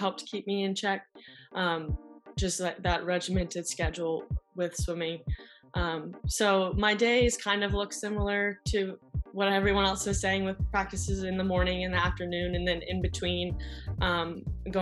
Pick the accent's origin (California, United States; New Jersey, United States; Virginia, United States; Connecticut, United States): Virginia, United States; Richmond; I'm from Richmond, Virginia.